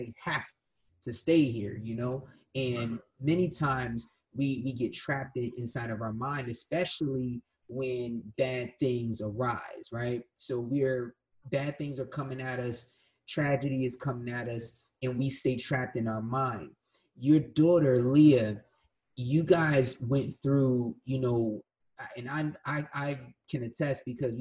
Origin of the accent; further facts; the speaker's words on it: Willingboro, New Jersey, United States; when I was a kid, my family moved down to Willowboro